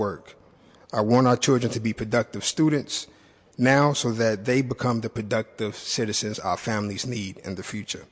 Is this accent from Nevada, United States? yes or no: no; Chicago, Illinois, United States; moved away as an adult; now in San Francisco, United States; I am from Chicago. I attended Chicago Public Schools